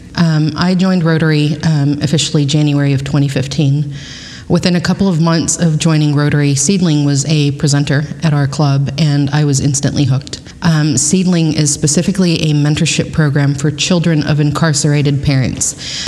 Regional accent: Kingsville, Texas, United States; moved away as an adult; now in Pflugerville, United States; I grew up in Kingsville, Texas

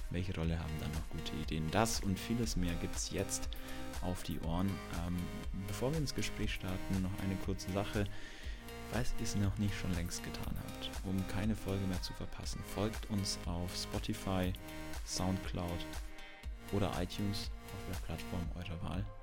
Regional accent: Bavaria, Germany; Nee, ich bin aus dem Allgäu

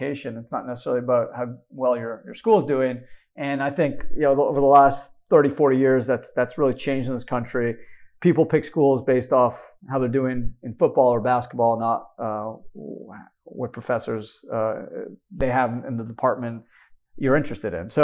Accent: Canada; moved away; I grew up in Canada

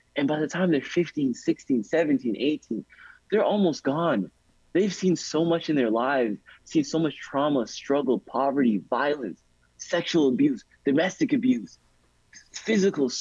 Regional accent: Toronto, Ontario, Canada; I'm from Rexdale, I'm from the west side of Toronto.

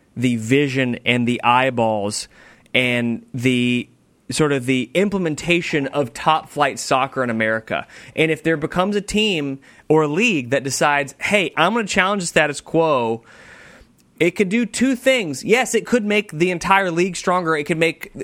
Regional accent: United States; As an American

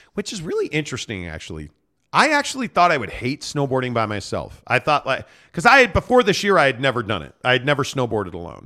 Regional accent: United States; as an American

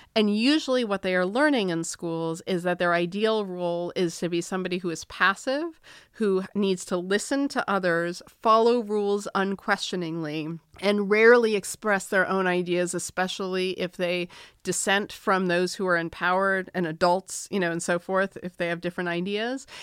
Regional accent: Massachusetts, United States; I'm from Massachusetts, so we are progressive.

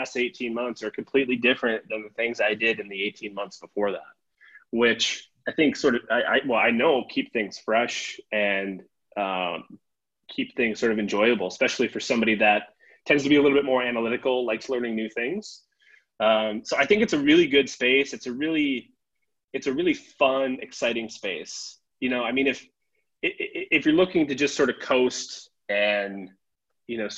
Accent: Sioux Falls, South Dakota, United States; also born or lived in Twin Cities, Minnesota; I grew up in Sioux Falls, South Dakota

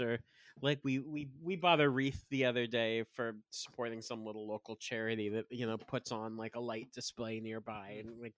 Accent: Wayland, Massachusetts, United States; my hometown of Wayland

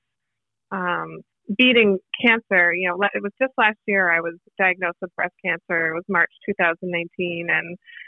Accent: Boston, Massachusetts, United States; moved away; also born or lived in New York; I'm originally from Boston.

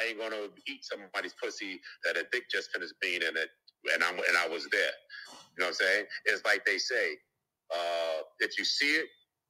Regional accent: Jamaica; I mean, if you Jamaican, I'm Jamaican.

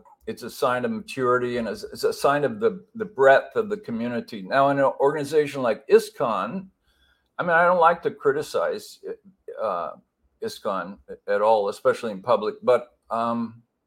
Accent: Pasadena, California, United States; I grew up in Southern California in a Los Angeles suburb called Pasadena

